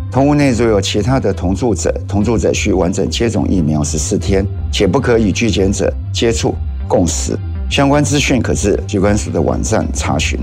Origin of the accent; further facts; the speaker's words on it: Taiwan; 我们台湾人